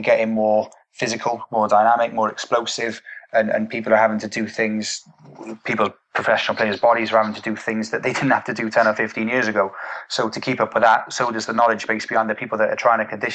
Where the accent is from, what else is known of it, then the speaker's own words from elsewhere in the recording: United Kingdom; as British people